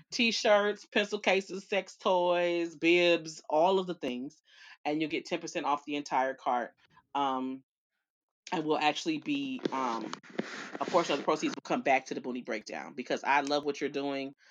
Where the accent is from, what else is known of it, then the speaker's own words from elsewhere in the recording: Dallas, Texas, United States; accent: Southern; I was born here. I was born at County at Parkland